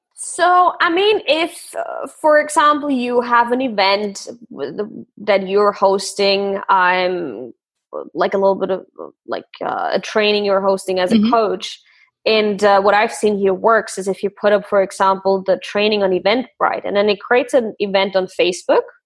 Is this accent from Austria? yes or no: yes; Austria; I grew up in Austria